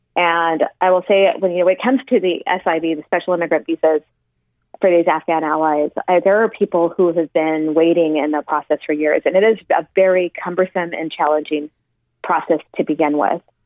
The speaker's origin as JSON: {"language": "English", "town": "El Paso", "region": "Texas", "country": "United States", "tie": "born or raised there", "moved": "yes", "said": "my hometown of El Paso"}